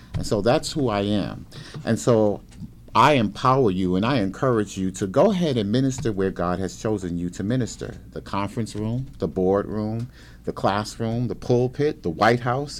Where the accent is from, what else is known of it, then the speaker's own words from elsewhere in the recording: Brooklyn, New York, United States; moved away as an adult; I grew up in Brooklyn, New York, went to public school in the city of Brooklyn